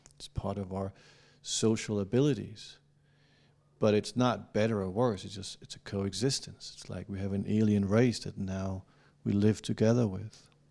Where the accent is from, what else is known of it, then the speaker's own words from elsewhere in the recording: Denmark; I'm not an American. And I'm from Denmark